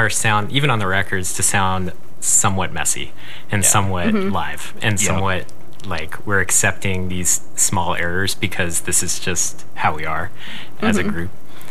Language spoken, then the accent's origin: English; Atlanta, Georgia, United States; moved away as an adult; also born or lived in Athens, Georgia; now in Minneapolis, United States; I'm from Atlanta, Georgia.